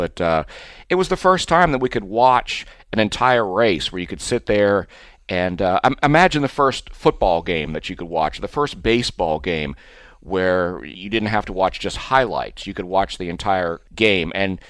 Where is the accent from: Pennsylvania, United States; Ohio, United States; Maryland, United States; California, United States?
Maryland, United States; Western; where I grew up in Western Maryland, we didn't have racing.